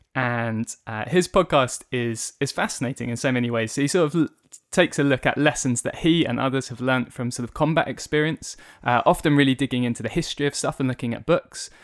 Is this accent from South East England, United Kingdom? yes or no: yes; Tunbridge Wells, South East England, United Kingdom; also born or lived in Ipswich, Suffolk; I was born in Ipswich in Suffolk, but since I was four years old, uh, I've lived in the town of Tunbridge Wells here